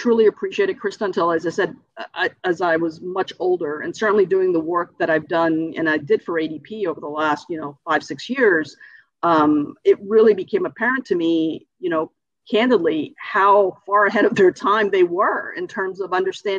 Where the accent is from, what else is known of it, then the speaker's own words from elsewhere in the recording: Cuba; now in United States; And when we came from Cuba, we did have that option.